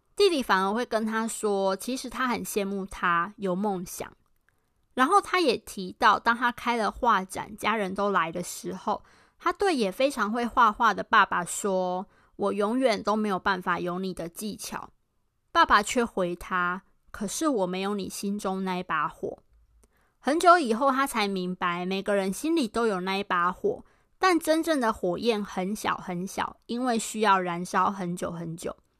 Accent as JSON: {"language": "Chinese", "town": "Pingtung", "region": "Pingtung County", "country": "Taiwan", "tie": "born or raised there", "also_born_or_lived": "Tainan / Taipei", "moved": "as an adult", "said": "虽然我是台南人，但我从小是在屏东长大的"}